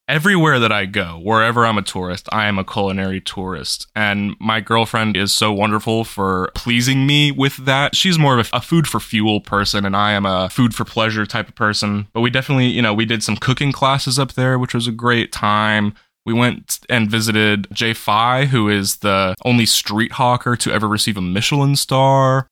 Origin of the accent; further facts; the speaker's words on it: North Carolina, United States; also born or lived in Fairfax, Virginia / Boston; I spent most of my life in North Carolina. Uh, I was born in Fairfax, Virginia, which is just on the outskirts of Washington, D C, spent the first bit of my life there, but I, I think I was eight years old when I moved to North Carolina.